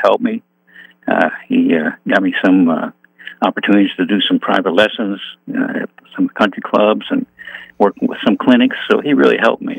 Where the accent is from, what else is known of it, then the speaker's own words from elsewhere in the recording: Niagara Falls, New York, United States; I grew up in Niagara Falls, New York